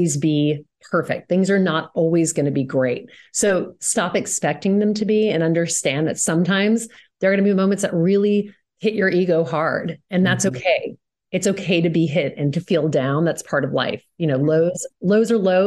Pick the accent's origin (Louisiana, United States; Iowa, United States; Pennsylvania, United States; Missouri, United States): Louisiana, United States; I grew up in Louisiana